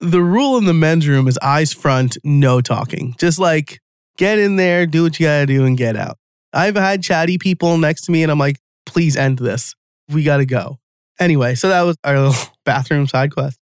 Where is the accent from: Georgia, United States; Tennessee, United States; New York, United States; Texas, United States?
New York, United States; I'm from New York.